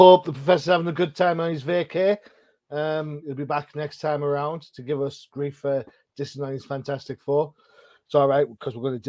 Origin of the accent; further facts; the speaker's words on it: United Kingdom; And I'm British.